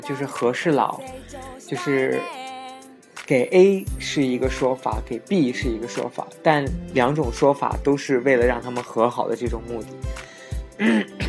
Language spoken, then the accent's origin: Chinese; Xinjiang, China; 因为我也是新疆的